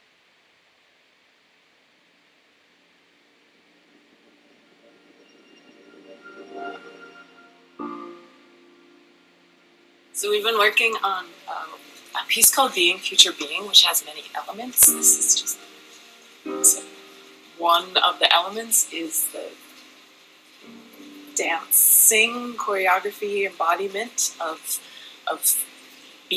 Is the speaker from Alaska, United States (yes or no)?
yes; Dena'ina land, Alaska, United States; also born or lived in Manhattan, New York; now in New York, United States; I grew up on Dena'ina land up in what is called Alaska